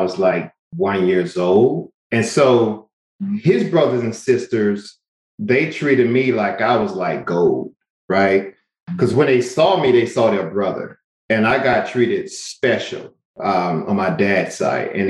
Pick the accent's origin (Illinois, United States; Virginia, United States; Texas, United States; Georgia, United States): Georgia, United States; Albany; I grew up in a small town called Albany, Georgia